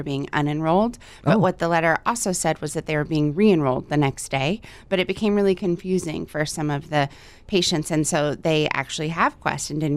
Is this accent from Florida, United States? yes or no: no; Texas, United States; now in Hawaii, United States; I'm from Texas. I've been in Hawaii for about 15 years.